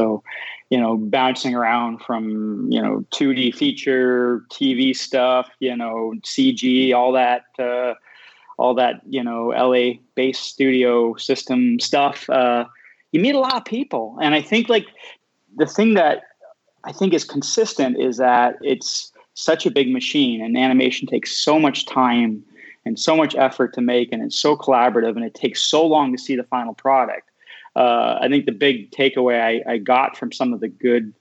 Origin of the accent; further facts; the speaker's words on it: Canada; I'm Canadian, so I, you know, grew up reading Mordecai Richler